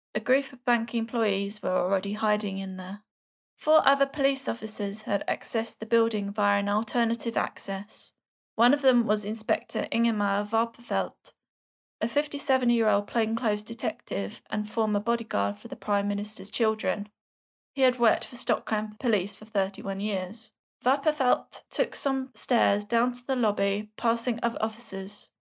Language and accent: English; London, United Kingdom; accent: Cockney; my Swedish Cockney accent